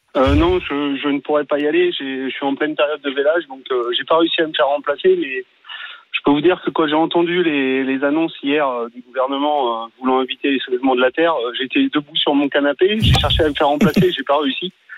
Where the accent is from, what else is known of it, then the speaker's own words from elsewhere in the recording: Paris, Île-de-France, France; moved away as an adult; je suis parisien, je me suis installé sur la ferme de mon grand-père